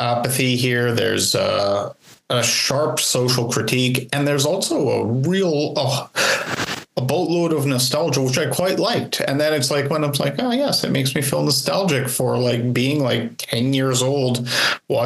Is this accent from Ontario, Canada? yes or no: no; Saskatchewan, Canada; I was growing up in Saskatchewan where there isn't a significant body of water